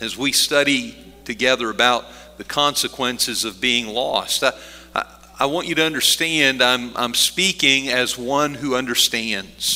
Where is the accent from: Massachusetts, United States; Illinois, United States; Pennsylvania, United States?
Pennsylvania, United States; Middleburg; We lived outside of a little town called Middleburg up on a hill